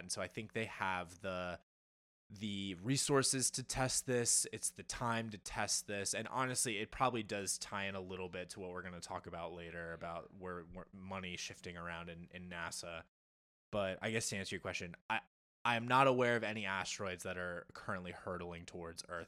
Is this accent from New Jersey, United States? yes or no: yes; New Jersey, United States; born and bred in New Jersey